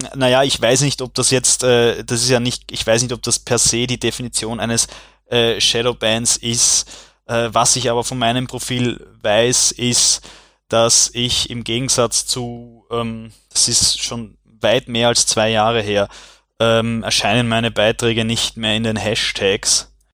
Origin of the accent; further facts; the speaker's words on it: Vienna, Austria; aus Wien